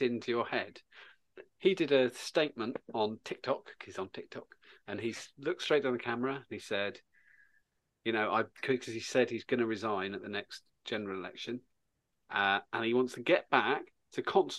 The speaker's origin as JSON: {"language": "English", "area": "Suffolk", "region": "East of England", "country": "United Kingdom", "tie": "born or raised there"}